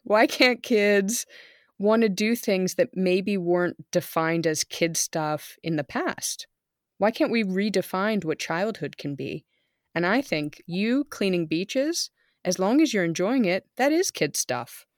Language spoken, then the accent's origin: English; near Monterey Bay, California, United States; moved away as an adult; now in Germany; I grew up in California near Monterey Bay